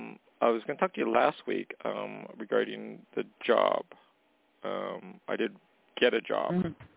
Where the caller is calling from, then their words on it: Canada; calling from Canada.